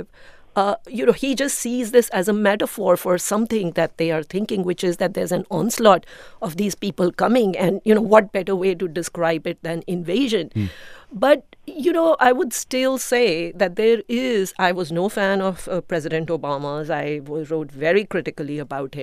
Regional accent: India; now in United States; I'm an immigrant from India

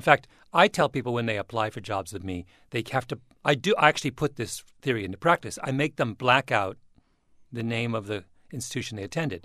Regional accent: Canada; I'm a Canadian

